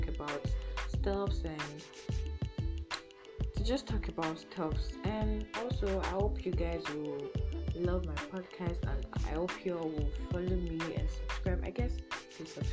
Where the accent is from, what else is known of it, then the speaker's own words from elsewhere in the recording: Nigeria; I come from Nigeria, I'm a Nigerian